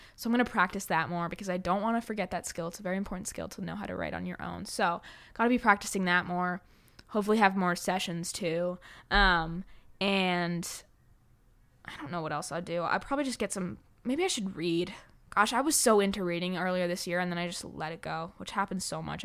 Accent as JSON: {"language": "English", "town": "New York City", "region": "New York", "country": "United States", "tie": "born or raised there", "said": "I grew up in New York City"}